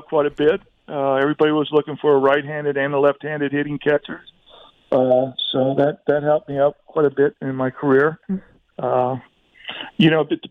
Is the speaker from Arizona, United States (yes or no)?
yes; Arizona, United States; growing up in Little League, Pony League, Colt League, American Legion teams, semi-pro teams here in town